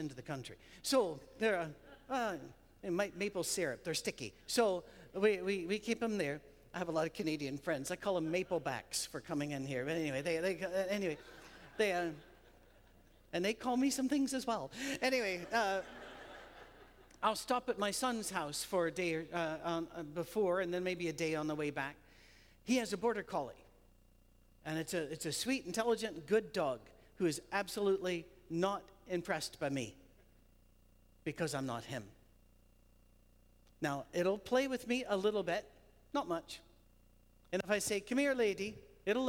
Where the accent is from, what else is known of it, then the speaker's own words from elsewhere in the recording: United Kingdom; we're British